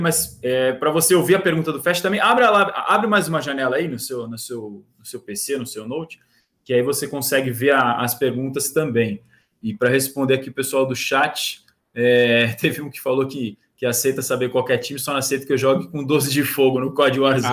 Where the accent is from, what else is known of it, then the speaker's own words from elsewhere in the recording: Santos, São Paulo, Brazil; eu sou de Santos